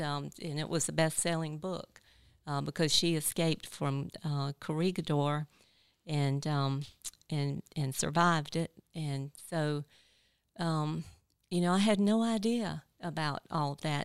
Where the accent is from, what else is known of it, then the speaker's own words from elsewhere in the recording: Ninety Six, South Carolina, United States; also born or lived in Greenwood, South Carolina; my hometown, uh, Greenwood. I grew up in ninety-six